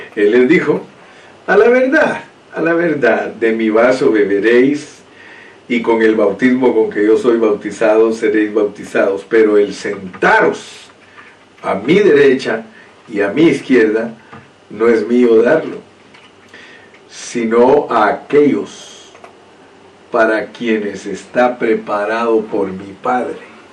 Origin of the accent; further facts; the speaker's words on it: Guatemala; soy un chapín, así hablan los chapines, dicen hijuela